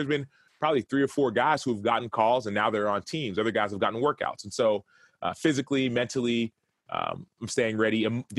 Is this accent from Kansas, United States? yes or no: no; Dallas, Texas, United States; And I'm from Dallas.